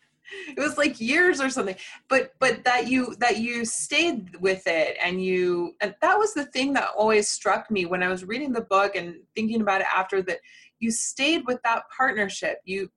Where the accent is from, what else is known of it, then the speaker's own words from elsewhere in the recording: United States; being very American